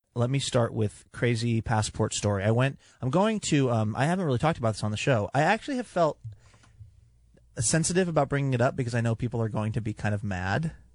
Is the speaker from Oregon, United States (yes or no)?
no; California, United States; I was born in California and My parents are U S citizens